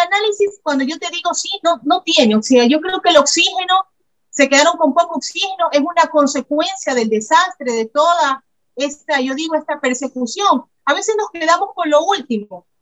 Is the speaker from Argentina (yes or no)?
no; Ecuador; nosotros como ecuatorianos